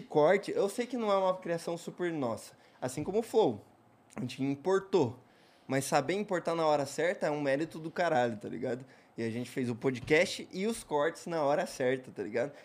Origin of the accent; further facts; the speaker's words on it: Curitiba, Paraná, Brazil; eu sou curitibano não praticante